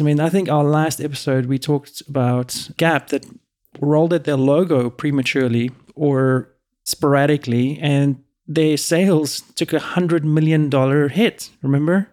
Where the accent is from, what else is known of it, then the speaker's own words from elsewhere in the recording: South Africa; also born or lived in Europe; now in United States; Growing up in South Africa and when I was in Europe for a long time